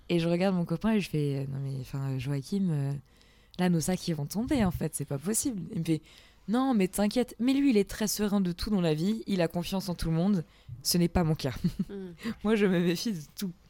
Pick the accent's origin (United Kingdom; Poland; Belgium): Poland; le mec euh, se prend de sympathie parce que je suis polonaise et tout, il nous prend en voiture.